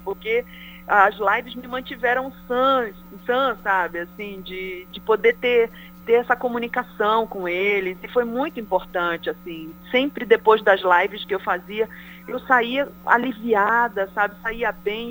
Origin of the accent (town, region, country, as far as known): Pará, Brazil